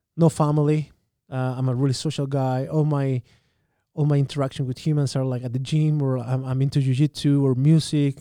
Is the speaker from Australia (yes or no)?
no; Santiago, Santiago Metropolitan Region, Chile; English is a second language; moved away as an adult; also born or lived in South Carolina / Japan; now in Saskatchewan, Canada; I'm born and raised in Santiago.